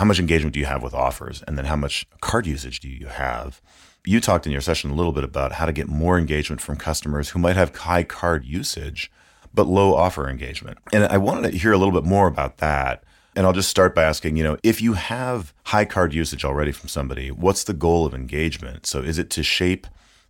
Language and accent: English; Minnesota, United States; rural Minnesota, in my home state